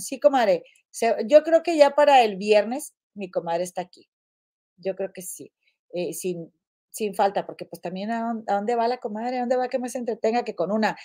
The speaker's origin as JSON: {"language": "Spanish", "town": "Monterrey", "region": "Nuevo León", "country": "Mexico", "said": "soy de Monterrey"}